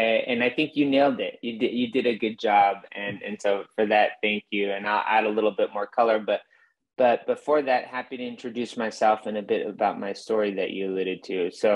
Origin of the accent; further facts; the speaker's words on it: Mexico; moved away as an adult; now in United States; I grew up in Mexico for a good chunk of my formative years, from 12 to 20 years old, but always ambitious to come back to the US and in a way live that immigrant story.